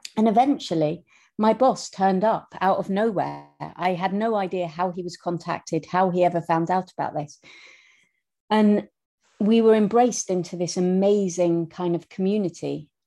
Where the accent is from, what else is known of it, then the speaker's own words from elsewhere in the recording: Scotland, United Kingdom; accent: Scottish; moved away as an adult; we grew up in Scotland. I know I have a terrible Scottish accent